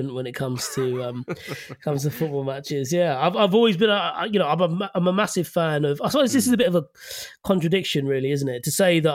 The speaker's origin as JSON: {"language": "English", "region": "London", "country": "United Kingdom", "tie": "born or raised there", "said": "I grew up in West London"}